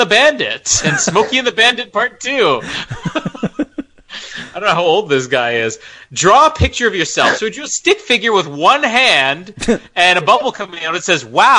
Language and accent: English; Canada; I am Canadian.